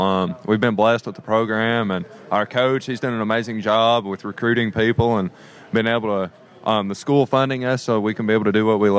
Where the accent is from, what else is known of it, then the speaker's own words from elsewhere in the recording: Dandridge, Tennessee, United States; I'm from Dandridge, Tennessee.